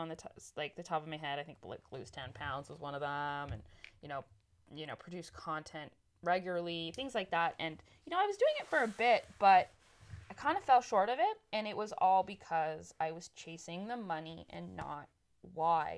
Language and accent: English; Canada; moved away as an adult; I've moved 1,500 kilometers across Canada back to my hometown